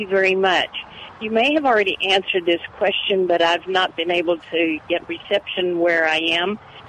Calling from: Victoria, Texas, United States; I'm calling from Victoria

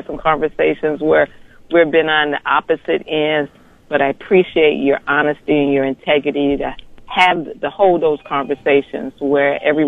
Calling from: Akron, Ohio, United States; I'm calling you from Akron.

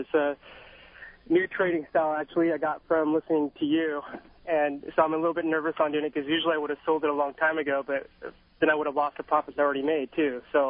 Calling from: Bellevue, Washington, United States; I'm in the Bellevue, Medina area.

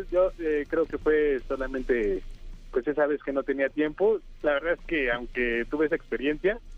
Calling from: Texcoco, State of Mexico, Mexico; de Texcoco, Estado

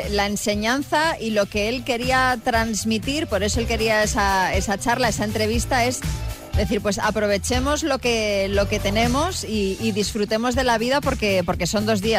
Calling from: Madrid, Community of Madrid, Spain; Hola, Xavi … de Madrid

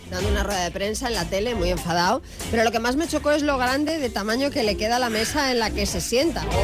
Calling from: Barcelona, Catalonia, Spain; Buenos días … de Barcelona.

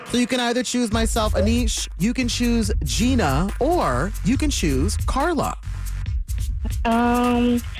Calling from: Blue Island, Illinois, United States; I'm … from Blue Island

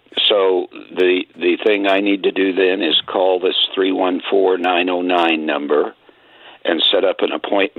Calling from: Illinois, United States; And I'm actually calling from the Illinois side.

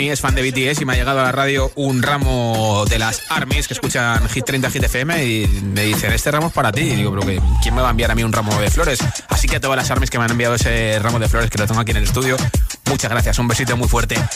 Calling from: Cartagena, Region of Murcia, Spain; como siempre.

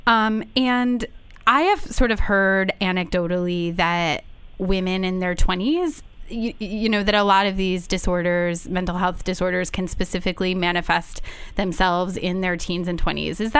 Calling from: Vancouver, British Columbia, Canada; I'm actually calling from Vancouver, Canada.

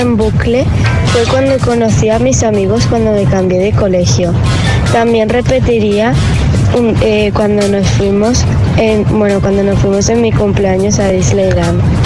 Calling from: Cádiz, Andalusia, Spain; Os llamo desde Cádiz

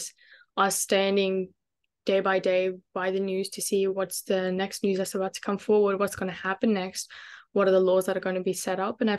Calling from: Brisbane, Queensland, Australia; I'm joining you guys from Brisbane, Wagewain. Glad to be here. Currently in the process of moving to Melbourne, actually.

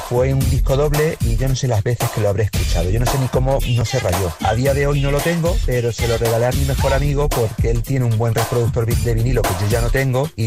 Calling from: Almonte, Andalusia, Spain; Hola, buenas. … de Almonte. Uno de los primeros mm, casetes que compré fue de … fuimos expresamente de Almonte, cuatro colegas

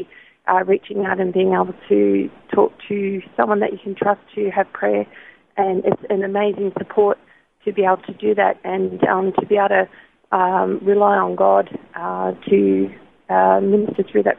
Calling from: Logan, Queensland, Australia; I'm calling from Underwood.

